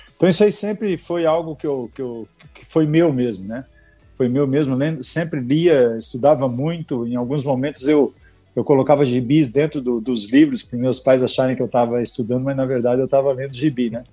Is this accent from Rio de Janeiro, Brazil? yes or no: no; Balneário Camboriú, Santa Catarina, Brazil; Eu sou nascido lá em Balneário Camboriú, Santa Catarina